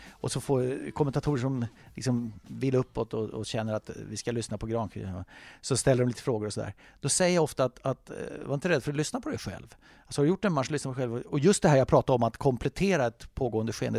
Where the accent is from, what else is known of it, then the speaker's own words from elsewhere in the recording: Sweden; som svensk